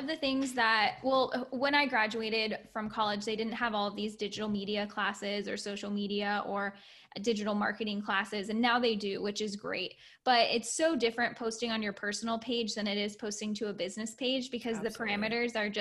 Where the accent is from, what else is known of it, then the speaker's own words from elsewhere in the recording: Florida, United States; also born or lived in Orlando, Florida; I was raised in Florida, then moved up to Orlando, the Orlando area